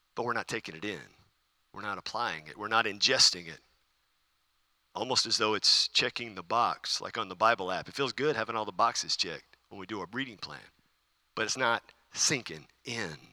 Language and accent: English; United States; As American Christians